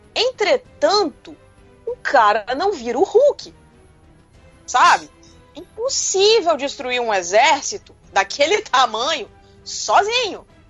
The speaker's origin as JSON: {"language": "Portuguese", "country": "Brazil", "said": "eu sou brasileira"}